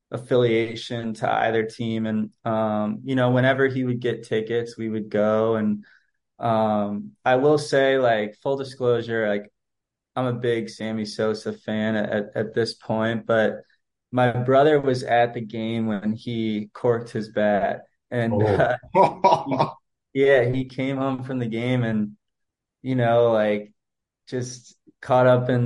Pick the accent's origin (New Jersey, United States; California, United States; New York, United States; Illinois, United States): Illinois, United States; Wilmette; I'm from Wilmette, Illinois, which is just a little bit north of Chicago.